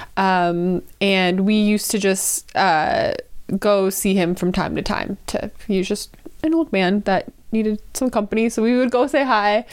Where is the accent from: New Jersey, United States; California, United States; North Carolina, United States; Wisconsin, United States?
Wisconsin, United States; rural; I grew up in rural Wisconsin, a small town